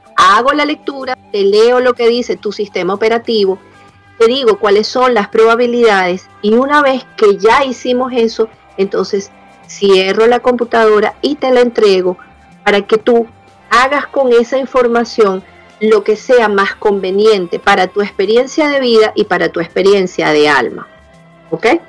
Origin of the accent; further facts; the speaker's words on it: Venezuela; mi papá de origen italiano, mi mamá de origen español, yo nací en Venezuela